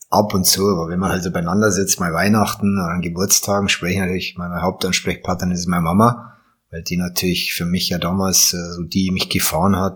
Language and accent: German; Bavaria, Germany; ich bin ja in, in der Nähe von Burghausen aufgewachsen